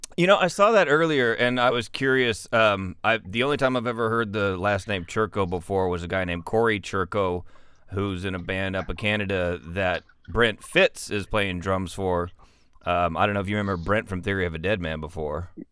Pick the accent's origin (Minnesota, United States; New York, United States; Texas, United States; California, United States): Texas, United States; West; I'm from West Texas